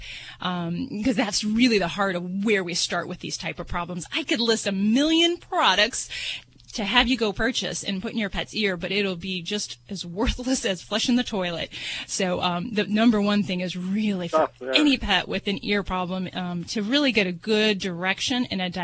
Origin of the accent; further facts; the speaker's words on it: Las Vegas, Nevada, United States; I'm from Vegas